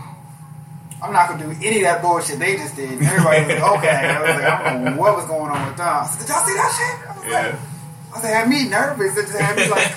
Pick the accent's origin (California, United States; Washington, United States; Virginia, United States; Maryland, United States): Maryland, United States; I'm from Maryland, and we grew up, like, roasting each other